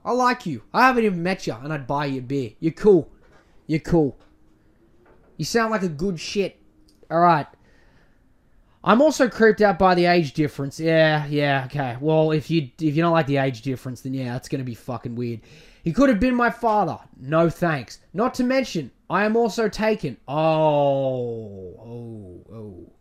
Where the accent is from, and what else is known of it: Australia